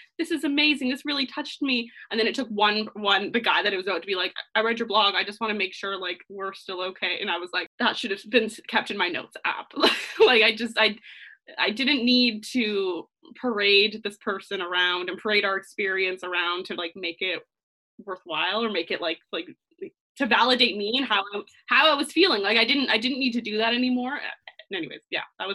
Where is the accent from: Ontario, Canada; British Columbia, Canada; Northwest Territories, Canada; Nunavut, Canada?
Ontario, Canada; near Toronto; also born or lived in London, United Kingdom; born and raised in Ontario, Toronto. I'm slightly outside of Toronto